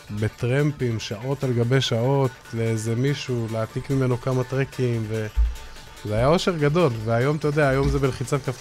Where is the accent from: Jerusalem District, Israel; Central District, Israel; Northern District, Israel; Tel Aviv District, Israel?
Jerusalem District, Israel; Jerusalem; אני זוכר כילד, הייתי גר בירושלים, והיו שתיים, שלוש חנויות, ואימא שלי הייתה נותנת לי כל יום איזה 15-20 שקל לאוכל